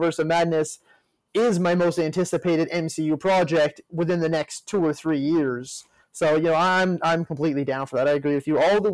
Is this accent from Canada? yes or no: yes; Canada; being Canadian